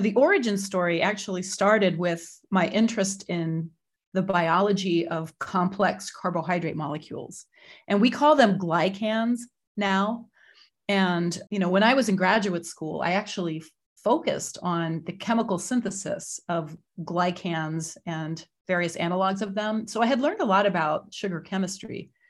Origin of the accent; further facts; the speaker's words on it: Lexington, Massachusetts, United States; also born or lived in Boston; So I am a New Englander. I was born in 1966 in Boston, Massachusetts, and I grew up in a town called Lexington